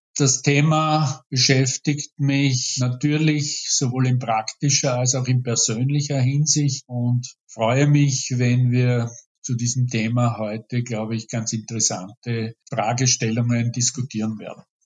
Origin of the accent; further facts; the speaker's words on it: Hornstein, Burgenland, Austria; also born or lived in Vienna; bin gebürtiger Hornsteiner